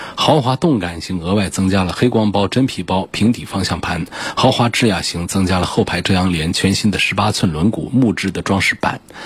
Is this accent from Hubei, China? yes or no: yes; Hubei, China; 作为一个湖北人